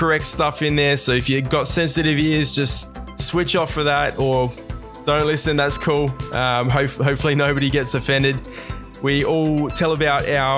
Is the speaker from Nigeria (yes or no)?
no; Adelaide, South Australia, Australia; We're all proud Aussies from Adelaide